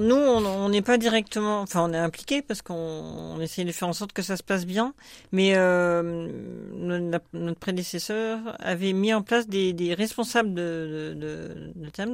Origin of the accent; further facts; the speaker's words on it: Grenoble, Auvergne-Rhône-Alpes, France; moved away as an adult; also born or lived in Paris region; now in Marne, France; Je suis grenobloise d'origine, mes parents y habitent toujours